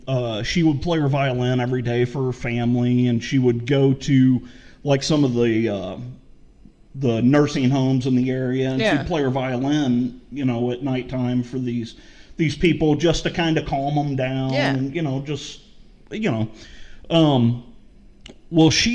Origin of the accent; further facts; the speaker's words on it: St. Louis, Missouri, United States; moved away; I grew up in St. Louis